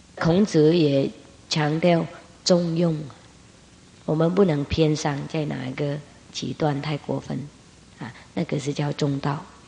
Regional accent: Vietnam; 我们越南人

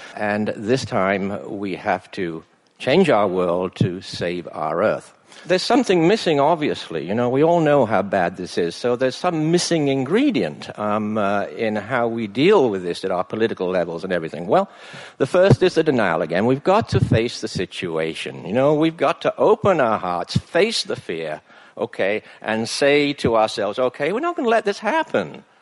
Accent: England, United Kingdom; now in British Columbia, Canada; when I was a boy growing up in England

